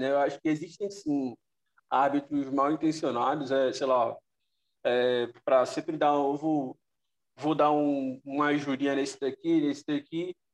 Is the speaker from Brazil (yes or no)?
yes; Northeast Region, Brazil; Eu que sou do Nordeste